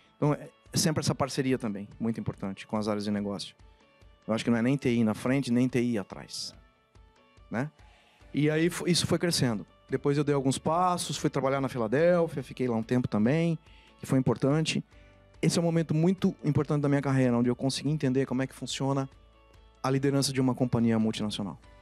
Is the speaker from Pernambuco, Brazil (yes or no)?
no; Rio Claro, São Paulo, Brazil; moved away as an adult; now in Campinas, Brazil; vim de Rio Claro, uma cidade aqui no interior de São Paulo. E minha vida na infância ela foi muito misturada entre a cidade onde meus pais estavam e onde eu fui crescendo